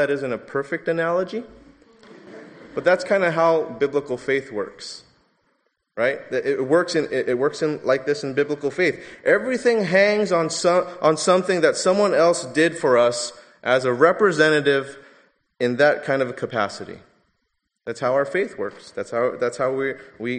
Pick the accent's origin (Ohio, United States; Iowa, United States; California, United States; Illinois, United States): California, United States; Los Angeles